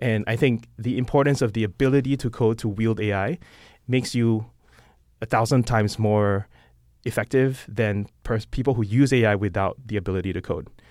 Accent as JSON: {"language": "English", "country": "Singapore", "moved": "as an adult", "lives_now": "San Francisco, United States", "said": "I'm not American. I'm Singaporean"}